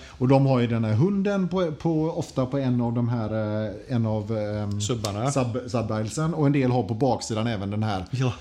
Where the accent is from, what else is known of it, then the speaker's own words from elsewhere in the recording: Sweden; som svensk